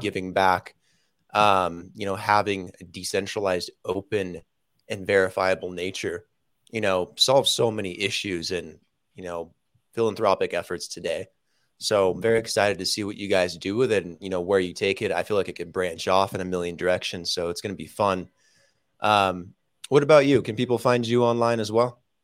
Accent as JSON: {"language": "English", "town": "Las Vegas", "region": "Nevada", "country": "United States", "also_born_or_lived": "California", "moved": "yes", "said": "I'm from Vegas"}